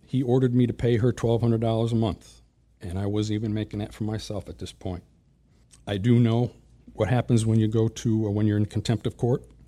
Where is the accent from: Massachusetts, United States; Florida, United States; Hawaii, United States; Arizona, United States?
Massachusetts, United States; Springfield; born or raised there; moved away